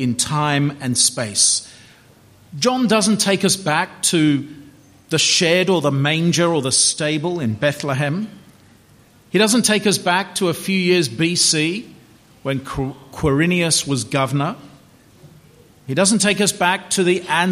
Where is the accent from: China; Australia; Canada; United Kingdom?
Australia; Melbourne, Victoria; 12 Robert Street, Chadstone, Melbourne, 3148, Victoria, Australia